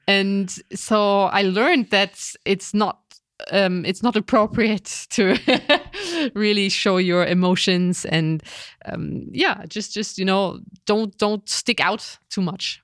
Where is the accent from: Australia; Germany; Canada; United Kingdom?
Germany; I was raised in Germany